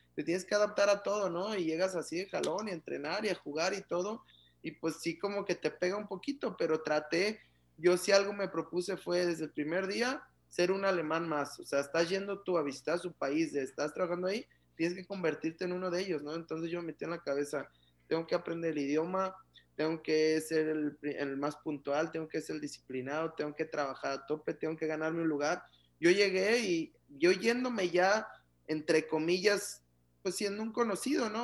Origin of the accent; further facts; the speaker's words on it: Guadalajara, Jalisco, Mexico; moved away as an adult; also born or lived in Mexico City / Frankfurt / Philadelphia / Doha; now in Ciudad Juárez, Mexico; yo que soy de Guadalajara